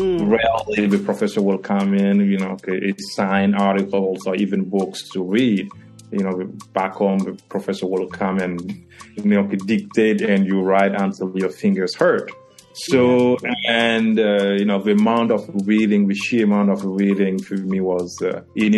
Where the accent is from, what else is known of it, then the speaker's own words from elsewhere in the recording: Burkina Faso; English is a second language; moved away as an adult; also born or lived in Côte d'Ivoire / Boston / Iowa / Louisiana; now in New York, United States; In Burkina Faso, I did 2 years in the Department of Anglophone Studies